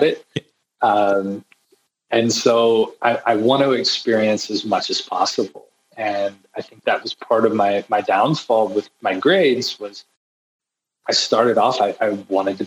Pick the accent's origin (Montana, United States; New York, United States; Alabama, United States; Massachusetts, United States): Alabama, United States; Fyffe; moved away as an adult; now in Cleveland, United States; I grew up in Alabama. So this is Fife, Alabama, a small town of 1,000 people.